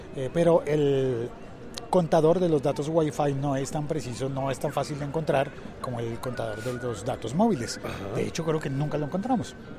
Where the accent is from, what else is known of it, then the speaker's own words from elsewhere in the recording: Mexico; pinches amables somos los mexicanos